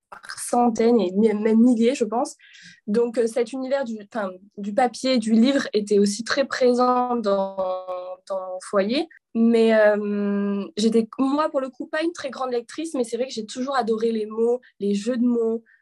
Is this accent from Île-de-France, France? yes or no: no; a small village near Avignon, Provence-Alpes-Côte d'Azur, France; moved away as an adult; also born or lived in Paris; de la France, d'un petit village dans le sud à quelques kilomètres d'Avignon.